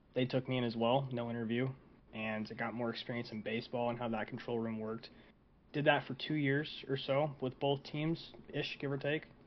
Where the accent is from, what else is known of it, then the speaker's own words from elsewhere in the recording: Saginaw, Michigan, United States; moved away; I come from a uh, a small town two hours away from Detroit called Saginaw